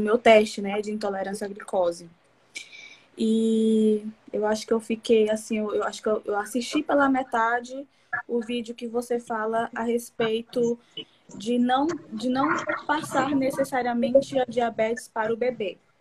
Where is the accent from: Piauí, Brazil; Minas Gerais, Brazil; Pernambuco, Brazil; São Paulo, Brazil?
Piauí, Brazil; Piauí coast, Brazil; eu sou do Piauí, no litoral do Piauí.